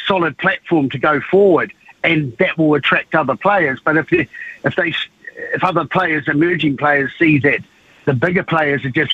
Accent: Hawke's Bay, New Zealand; now in Palmerston North, New Zealand; I'm originally from Hawke's Bay

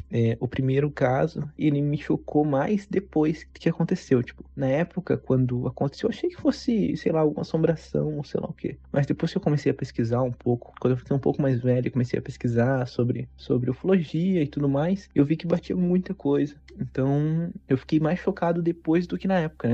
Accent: Sorocaba, São Paulo, Brazil; tenho 23 anos, sou de Sorocaba

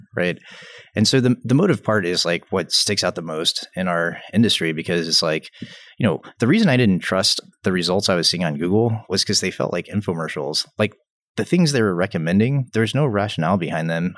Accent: Atlanta, Georgia, United States; I grew up in Atlanta, Atlanta, Georgia

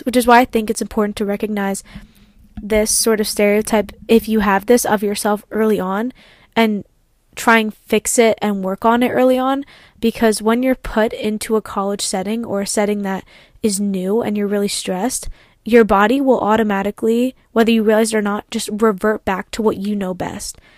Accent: Ardmore, Pennsylvania, United States; I come from Kobe Bryant's old high school

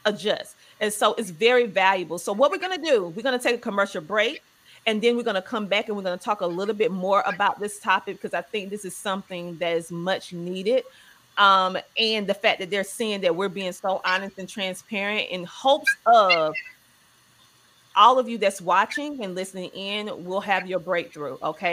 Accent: the South, United States; growing up in the South, you just going to therapy is not a conversation

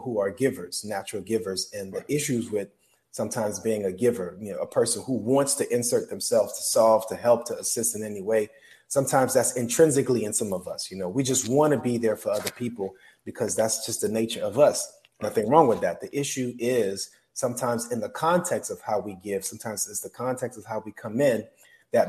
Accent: South Florida, United States; moved away; That's my hometown right there, South Florida

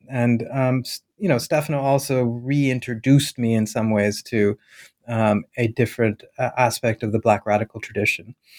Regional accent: Bhopal, Madhya Pradesh, India; moved away; to my hometown, to the town that I was born in, Bhopal

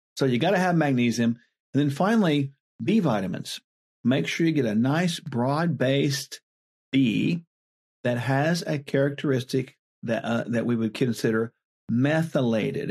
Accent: Oklahoma, United States; born or raised there

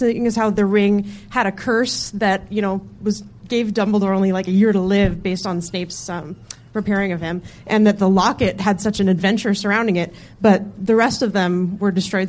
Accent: San Francisco, California, United States; now in Chicago, United States; of Chicago, city proper. But via transplant from San Francisco.

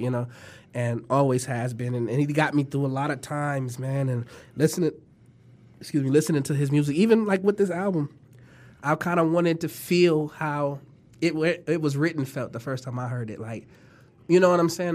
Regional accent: Toledo, Ohio, United States; also born or lived in California; when I was born in Toledo

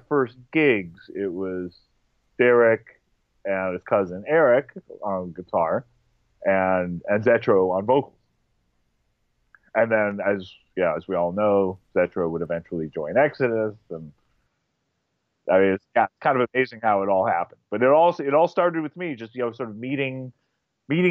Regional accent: Berkeley, California, United States; I grew up in Berkeley, California

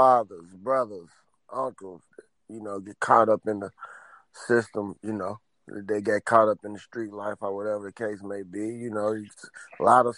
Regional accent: Louisville, Kentucky, United States; from Louisville, you know, Louisville, Kentucky

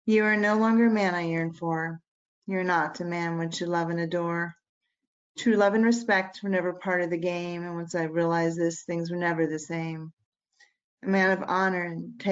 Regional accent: Virginia, United States; I'm from Virginia.

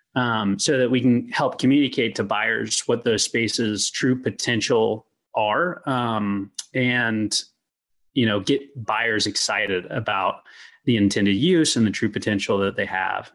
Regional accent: Louisville, Kentucky, United States; also born or lived in Lexington, Virginia; I'm from Louisville, Kentucky

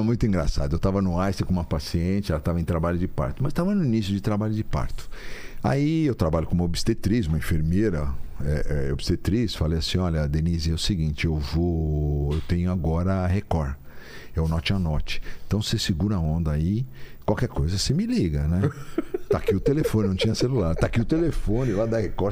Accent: São Paulo, Brazil; also born or lived in Catanduva / Mogi das Cruzes; nasci em São Paulo, sempre morei em São Paulo, meus amigos eram de São Paulo, minha família é de São Paulo

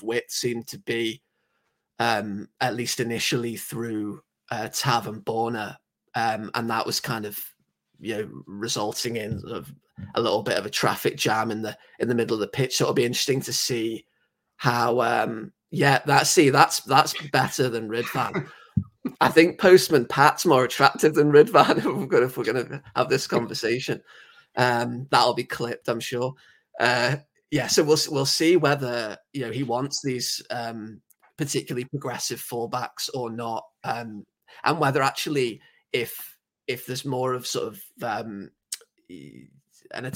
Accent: England, United Kingdom; accent: very English; I know I sound very English, but, I don't. I'm the only person in my entire family who's English

